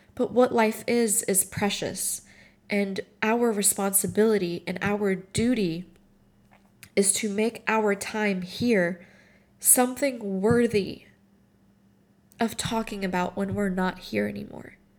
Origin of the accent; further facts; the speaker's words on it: Morocco; moved away; I grew up in Morocco, and the majority of my family is still there.